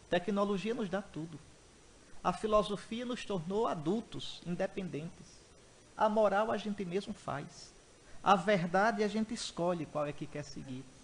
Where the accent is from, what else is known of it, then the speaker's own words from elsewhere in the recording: Northeast Region, Brazil; Bom, eu sou nordestino, mangar quer dizer zombar, fazer pouco.